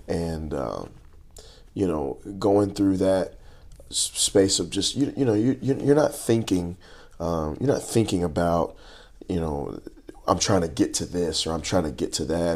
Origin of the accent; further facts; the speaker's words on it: Lancaster, Texas, United States; I grew up in Lancaster, Texas